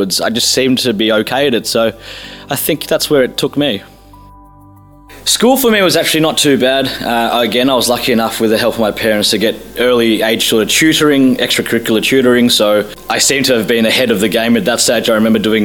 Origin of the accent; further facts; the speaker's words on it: Melbourne, Victoria, Australia; moved away as an adult; now in London, United Kingdom; I was born in Melbourne, Australia, and I now live in the UK in London for the last 6 years.